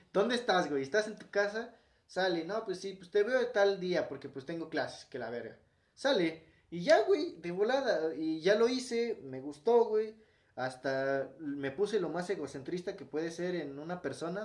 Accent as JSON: {"language": "Spanish", "country": "Mexico", "said": "Y bien mexicano, con el pinche nopal en la frente"}